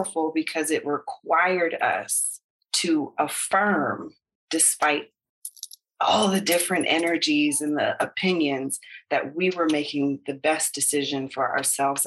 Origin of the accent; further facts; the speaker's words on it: United States; moved away as an adult; now in Belize; the baby will be American because we're American